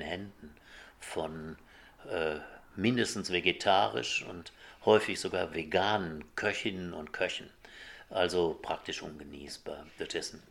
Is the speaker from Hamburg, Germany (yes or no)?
no; Essen, North Rhine-Westphalia, Germany; ich bin ja in Essen groß geworden